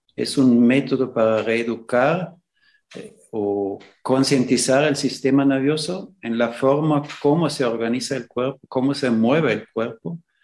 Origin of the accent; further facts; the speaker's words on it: Austria; moved away as an adult; also born or lived in Nicaragua / El Salvador / Ecuador; now in Xalapa, Mexico; nací en Austria